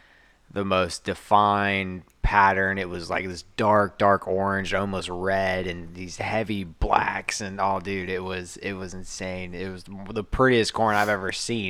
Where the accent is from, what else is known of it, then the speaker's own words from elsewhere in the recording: Manitowoc, Wisconsin, United States; I was born in Manitowoc